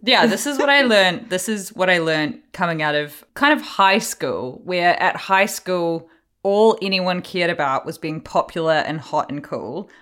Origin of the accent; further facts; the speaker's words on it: Hawke's Bay, New Zealand; I'm from Hawke's Bay